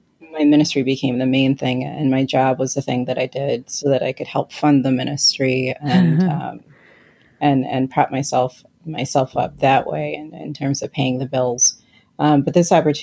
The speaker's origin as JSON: {"language": "English", "town": "Detroit", "region": "Michigan", "country": "United States", "also_born_or_lived": "Lansing, Michigan", "moved": "yes", "said": "I hail from the Diocese of Detroit by way of Lansing most recently"}